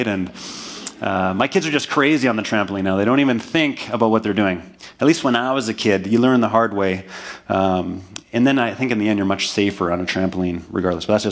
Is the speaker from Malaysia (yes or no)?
no; Manitoba, Canada; moved away; back to my hometown in Manitoba